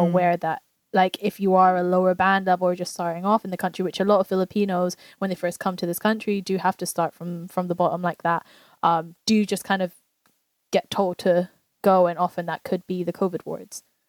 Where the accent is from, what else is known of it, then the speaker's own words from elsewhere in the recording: England, United Kingdom; we grew up in England amongst other Asians